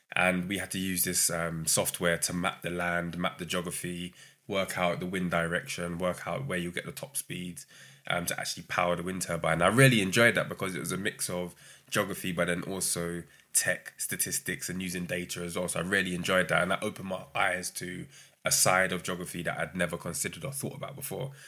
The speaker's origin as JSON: {"language": "English", "region": "London", "country": "United Kingdom", "tie": "born or raised there", "also_born_or_lived": "Brighton", "said": "growing up in London, I went to uni in Brighton"}